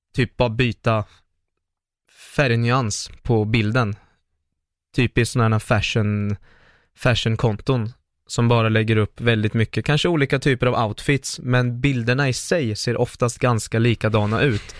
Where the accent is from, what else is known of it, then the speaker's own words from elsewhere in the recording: Linköping, Östergötland, Sweden; Jag är från Linköping, jag är 26 år nu